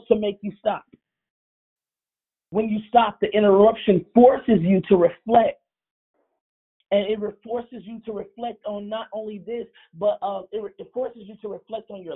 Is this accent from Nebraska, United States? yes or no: no; Chicago, Illinois, United States; moved away; Chicago, my hometown